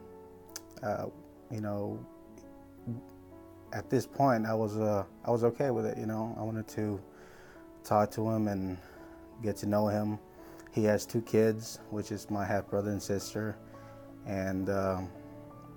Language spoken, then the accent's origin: English; South Carolina, United States; also born or lived in Brownsville, Texas; I was born in Brownsville, Texas, raised here in South Carolina